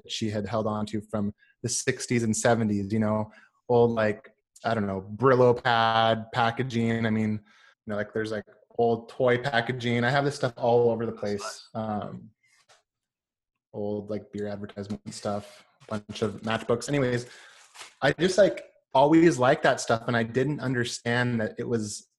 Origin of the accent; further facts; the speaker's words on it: Washington, United States; also born or lived in California; And then I moved up to Washington State